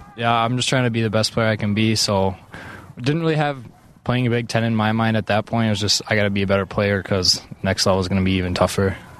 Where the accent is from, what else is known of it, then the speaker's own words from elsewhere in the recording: Minnesota, United States; growing up in Minnesota